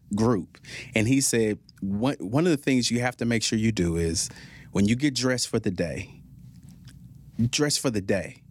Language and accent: English; Fort Worth, Texas, United States; also born or lived in Lewisville, Texas; I grew up in Stop Six, Fort Worth